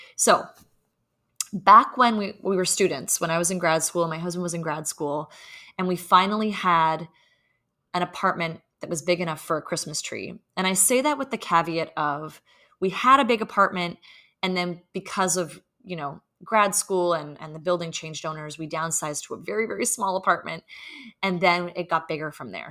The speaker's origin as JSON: {"language": "English", "country": "Canada", "moved": "yes", "lives_now": "New York City, United States", "said": "We live in New York City and we are Canadian"}